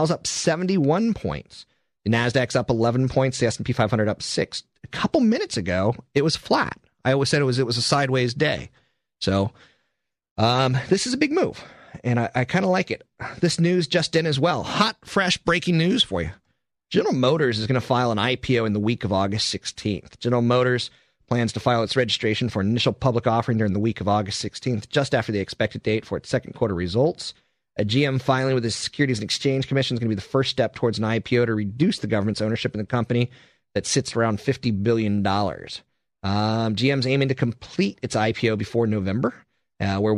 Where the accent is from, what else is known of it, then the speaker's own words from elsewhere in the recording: East Coast, United States; moved away; I'm from the East Coast